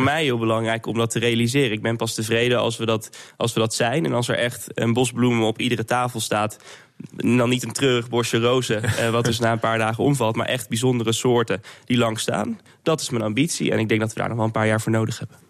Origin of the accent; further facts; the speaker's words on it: Netherlands; als Nederlander